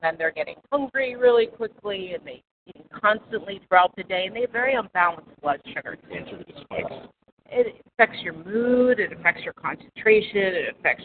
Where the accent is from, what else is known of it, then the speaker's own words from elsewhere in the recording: Pittsburgh, Pennsylvania, United States; moved away as an adult; also born or lived in New York City; I am originally from the Berg, born and raised in the suburbs, and after I graduated from Pitt